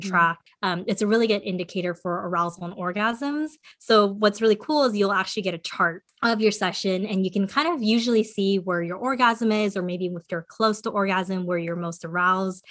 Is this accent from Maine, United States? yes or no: no; California, United States; also born or lived in South Korea; I was born in California